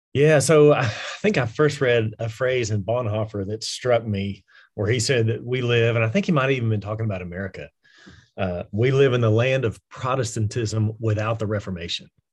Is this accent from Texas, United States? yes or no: yes; West Texas, United States; I actually am from West Texas, so this is, this is home